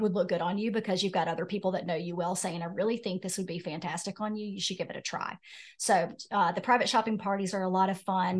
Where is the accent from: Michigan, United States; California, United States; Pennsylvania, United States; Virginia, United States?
Virginia, United States; Roanoke; moved away as an adult; now in Wilmington, United States; So I'm from Roanoke, Virginia